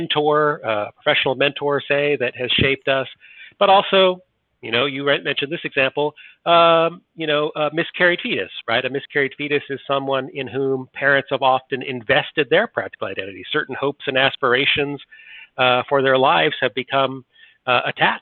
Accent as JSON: {"language": "English", "country": "United States", "said": "I'm an American, not a Brit"}